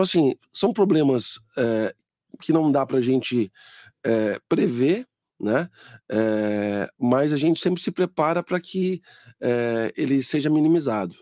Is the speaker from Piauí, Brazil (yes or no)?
no; Mogi das Cruzes, São Paulo, Brazil; Eu lembro quando eu era criança, ali na 1 de setembro